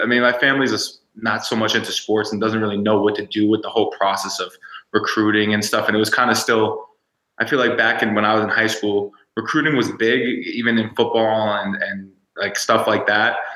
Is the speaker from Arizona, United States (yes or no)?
no; New York City, New York, United States; also born or lived in Fort Lauderdale, Florida / Miami, Florida / Colorado; now in Utah, United States; growing up in New York, in the city, in the Bronx, and then moving to my moving the like Fort Lauderdale, Miami area